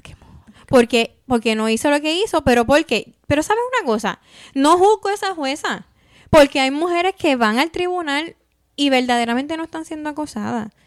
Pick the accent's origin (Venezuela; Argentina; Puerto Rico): Puerto Rico; moved away as an adult; now in United States; nosotros somos de Puerto Rico